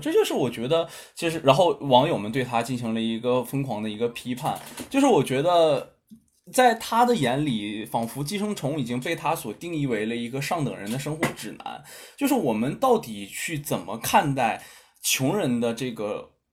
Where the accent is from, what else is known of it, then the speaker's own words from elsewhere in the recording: China; 我们的，呃，中国